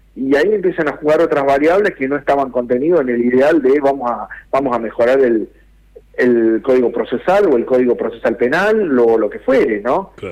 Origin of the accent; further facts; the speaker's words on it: Argentina; siendo argentino